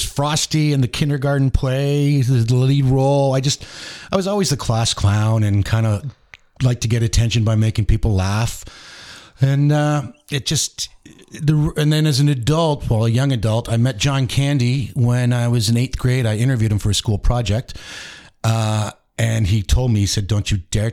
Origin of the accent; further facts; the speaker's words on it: Mississauga, Ontario, Canada; moved away as an adult; also born or lived in Bala, Ontario; now in Huntsville, Canada; I'm actually from Mississauga